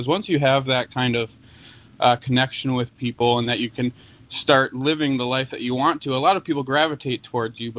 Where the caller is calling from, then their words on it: Wenatchee, Washington, United States; I'm from Wenatchee, Washington.